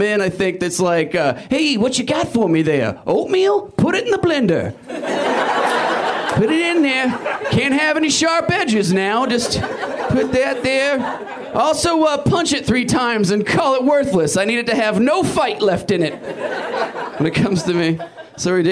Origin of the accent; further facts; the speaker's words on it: Portland, Oregon, United States; I'm from Portland